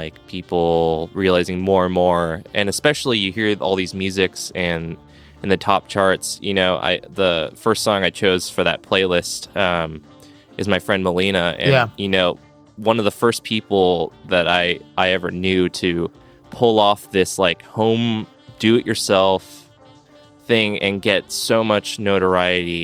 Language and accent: English; Los Angeles, California, United States; left my hometown of Los Angeles